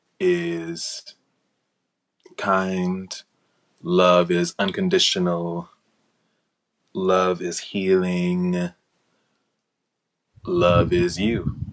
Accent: Gifford, Florida, United States; But no, I come from Gifford, Florida. I came from across the tracks, honey.

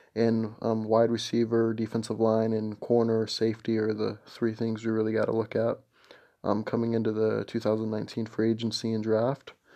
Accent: Minnesota, United States; I'm from Minnesota

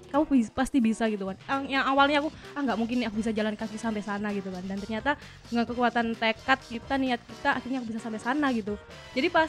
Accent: Malang, East Java, Indonesia; Tapi Malang, Malang Coret asli Kabupaten Malang.

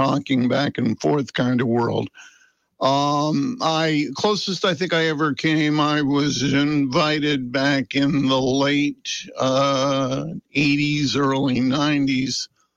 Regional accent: Vermont, United States; I've got to spend my whole life in my home state, raising a family

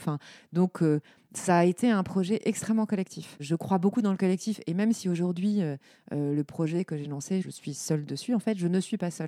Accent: Lorraine, Grand Est, France; moved away as an adult; also born or lived in Paris / Aude; Je suis Lorraine. J'ai grandi en Lorraine où j'ai fait bah, mes années primaires, collège, lycée

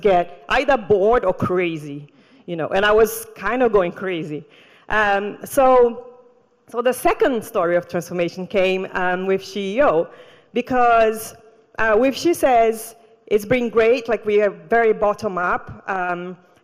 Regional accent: Brazil; moved away; also born or lived in Rio de Janeiro; I grew up in the Amazon jungle

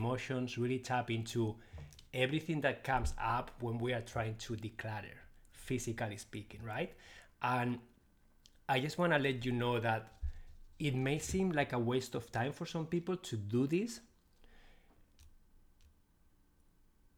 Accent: Spain; English is a second language; moved away; I'm originally from Spain, so I speak Spanish too. So you will notice my accent

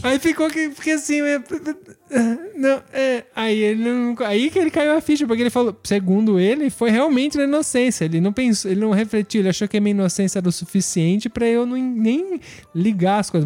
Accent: Brazil; moved away; nasci no Brasil, uma cidade que tem calor, não tinha lareira

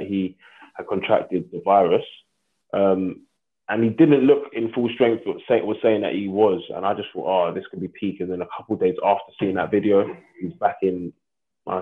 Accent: London, United Kingdom; I'm from London

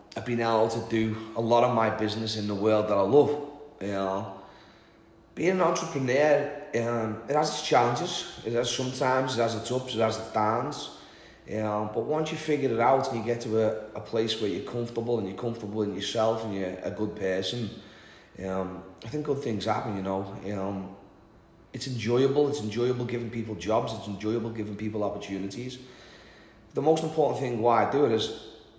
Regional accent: Liverpool, North West England, United Kingdom; moved away; born and raised in Liverpool

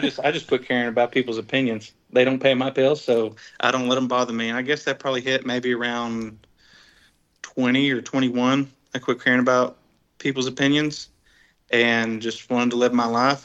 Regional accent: Dallas Fort Worth area, Texas, United States; we're from Texas.

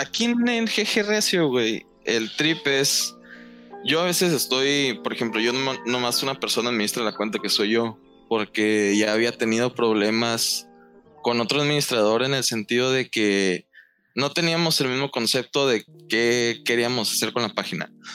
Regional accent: northern Mexico, Mexico; yo soy de acá del norte

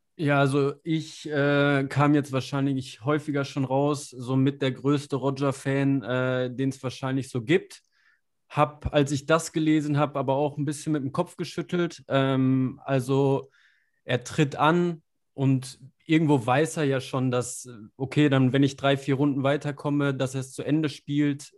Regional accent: Germany; als Deutscher

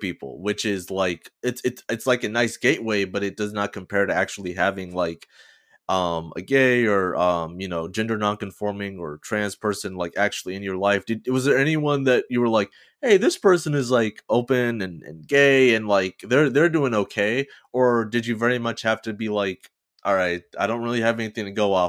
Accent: Georgia, United States; because I definitely did not have queer role models growing up in Georgia.

